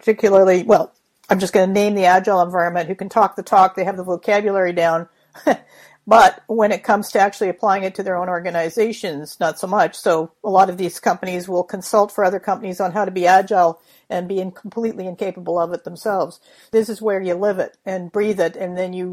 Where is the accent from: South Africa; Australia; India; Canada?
Canada; I'm not from the United States, I'm from Canada